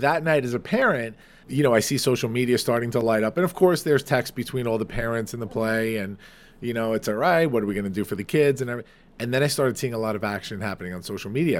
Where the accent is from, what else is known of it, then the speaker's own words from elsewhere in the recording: Farmingdale, New York, United States; Farmingdale, New York, my hometown, my place